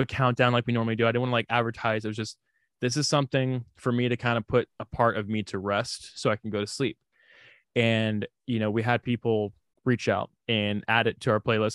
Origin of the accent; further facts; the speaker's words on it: Houston, Texas, United States; accent: southern drawl; I am from Houston